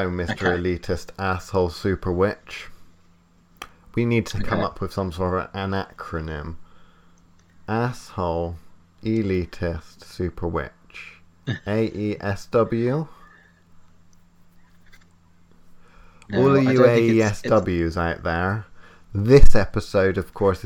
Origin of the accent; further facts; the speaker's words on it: United Kingdom; We're British